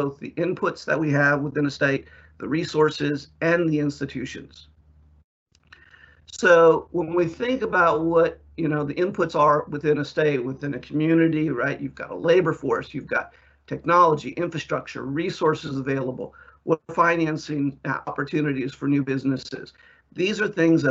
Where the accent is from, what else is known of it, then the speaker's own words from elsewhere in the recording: South Carolina, United States; In my home state of South Carolina, where I am